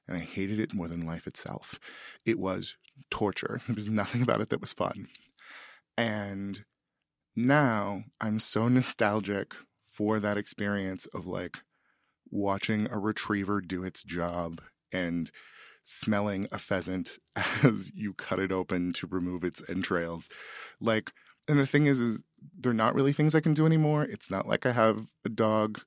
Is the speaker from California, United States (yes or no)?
yes; Sutter County, California, United States; I'm from Sutter County, California, the prune basket of the world